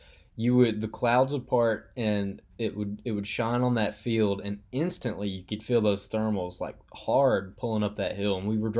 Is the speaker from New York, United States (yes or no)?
no; Alabama, United States; growing up in Alabama